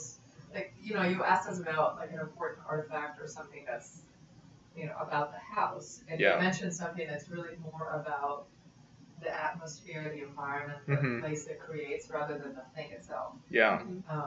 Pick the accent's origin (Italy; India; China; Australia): Italy; moved away; also born or lived in Austin / Padua; I was born and raised in Italy